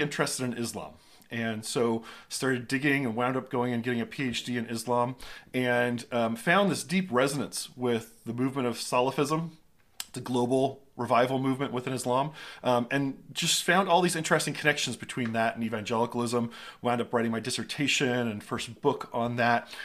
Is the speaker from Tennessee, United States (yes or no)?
no; Southern California, United States; I grew up in Southern California